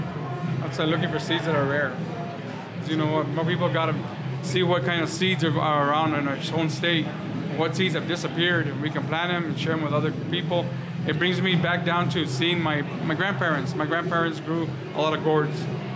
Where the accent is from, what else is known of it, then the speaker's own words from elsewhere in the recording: Santa Clara, New Mexico, United States; I live in New Mexico. I'm from Santa California, New Mexico, northern part of the state by Abiquiu.